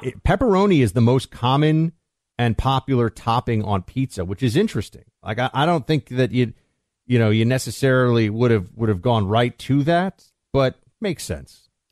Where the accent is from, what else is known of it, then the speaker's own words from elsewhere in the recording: New York City, New York, United States; I was from New York City